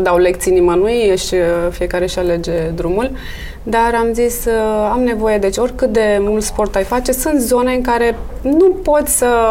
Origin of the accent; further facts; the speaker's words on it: Bucharest, Romania; Am copilărit în București, sunt născută în București, crescută în București